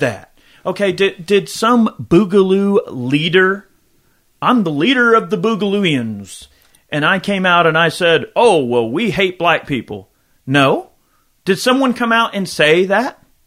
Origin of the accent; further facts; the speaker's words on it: United States; I am an American